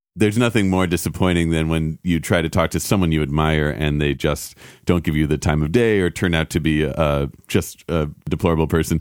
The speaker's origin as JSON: {"language": "English", "town": "New York City", "region": "New York", "country": "United States", "tie": "born or raised there", "also_born_or_lived": "California", "moved": "as an adult", "lives_now": "Los Angeles, United States", "said": "I grew up in New York City, and then we swapped coasts eventually"}